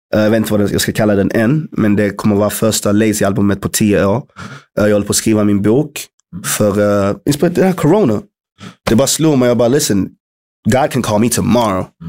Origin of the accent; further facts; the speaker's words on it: Malmö, Skåne, Sweden; moved away; also born or lived in London; Att jag är född och uppvuxen i Malmö